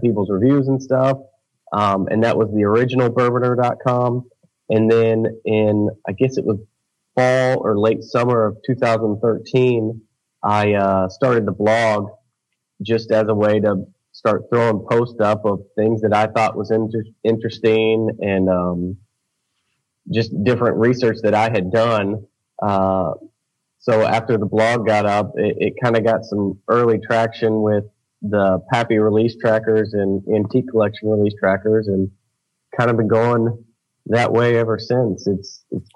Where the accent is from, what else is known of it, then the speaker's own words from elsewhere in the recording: Jacksonville, Florida, United States; I grew up in Jacksonville, Florida